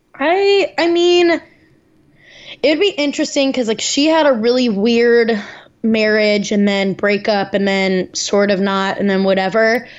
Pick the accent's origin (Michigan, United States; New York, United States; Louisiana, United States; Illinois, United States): Illinois, United States; outside of Chicago; moved away; my hometown, which is outside of Chicago